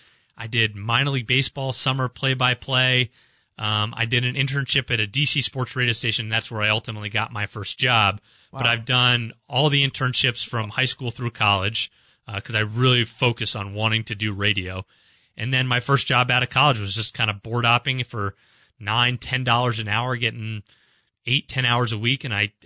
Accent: Washington, District of Columbia, United States; moved away as an adult; also born or lived in Syracuse, New York; now in Kansas City, United States; I grew up in Washington, D.C., in the Maryland, D.C. region, and then went to Syracuse, so stayed on the East Coast for kind of my entire life. And then 7 years ago, moved here to KC on a whim for a job opportunity.

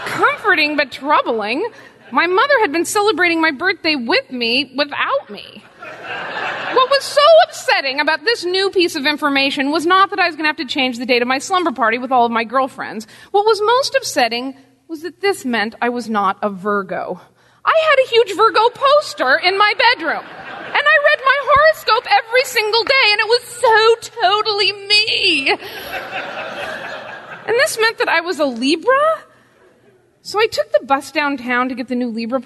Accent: Pacific Northwest, United States; moved away; I was raised in the Pacific Northwest

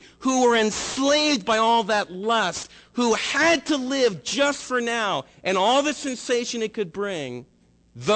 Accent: United States; us as American believers

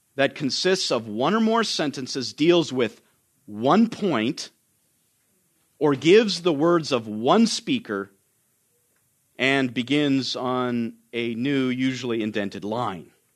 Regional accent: Canada; now in United States; I'm Canadian

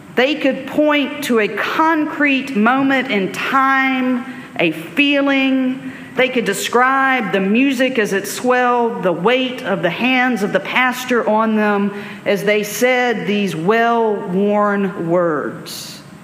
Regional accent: Alabama, United States; I grew up in Alabama in the 1980s, 1990s.

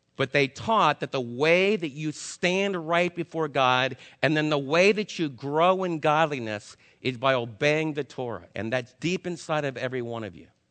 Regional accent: New York, United States; I'm a New Yorker

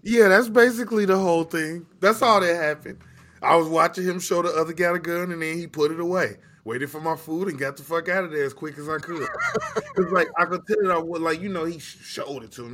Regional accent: Chicago, Illinois, United States; I'm just a kid from Chicago

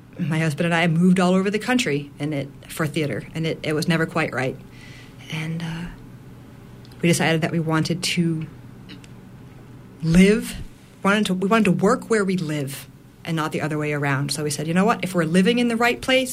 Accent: Massachusetts, United States; moved away as an adult; also born or lived in New York City; now in Union, Maine, United States; I'm from Massachusetts

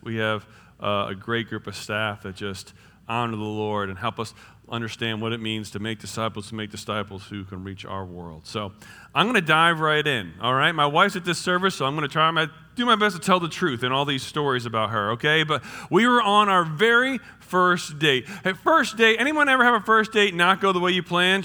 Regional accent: New Jersey, United States; now in Indiana, United States; I'm from New Jersey

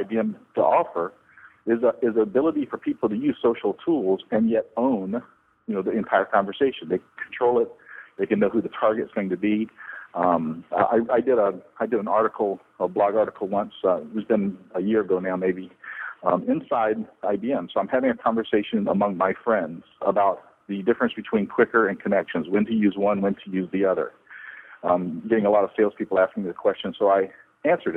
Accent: the South, United States; I come from the South here in the U.S.

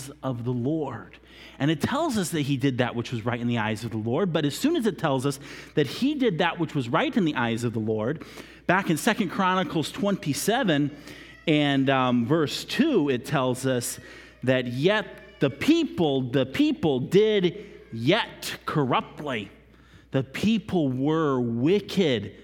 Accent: United States; being an American, we are very chronological-minded people

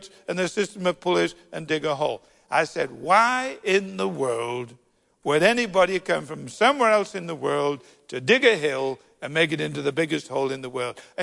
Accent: United Kingdom; being terribly British

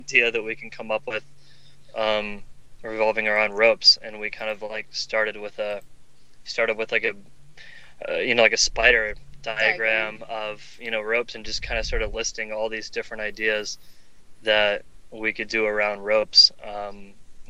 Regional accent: the South, United States; I grew up in the South

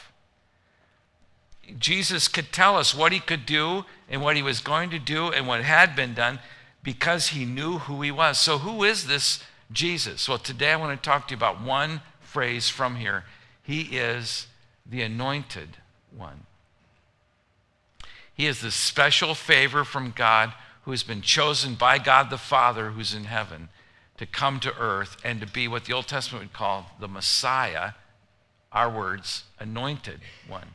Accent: Gary, Indiana, United States; I'm from Gary, Indiana. That's where I was born.

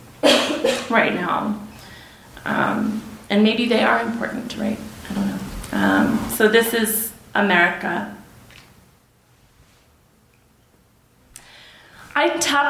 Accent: El Paso, Texas, United States; also born or lived in Ciudad Juárez, Mexico; growing up in El Paso Juarez

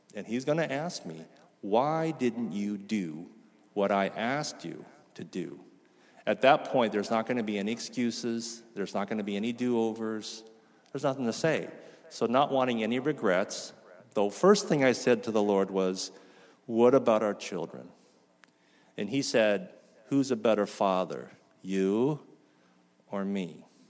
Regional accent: Mission Viejo, California, United States; moved away as an adult; also born or lived in Lampang, Thailand; Mission Viejo, where I grew up

